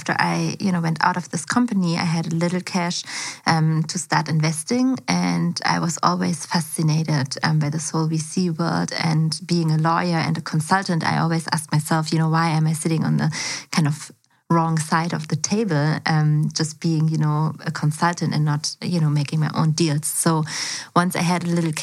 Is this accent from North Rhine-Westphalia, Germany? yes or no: no; Berlin, Germany; also born or lived in China; I was actually born and raised in Berlin as well. So I'm from Schöneberg